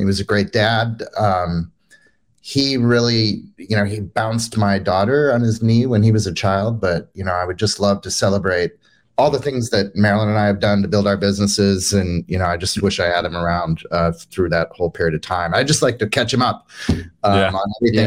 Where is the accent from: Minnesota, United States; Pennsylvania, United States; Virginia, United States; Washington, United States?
Minnesota, United States; I grew up in Minnesota.